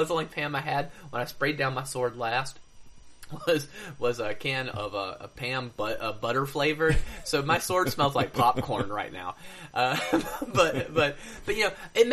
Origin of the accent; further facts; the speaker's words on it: United States; I'm an American